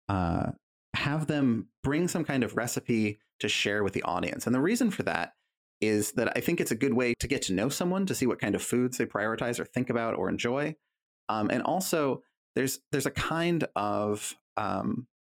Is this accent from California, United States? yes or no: yes; California, United States; moved away; I'm from California originally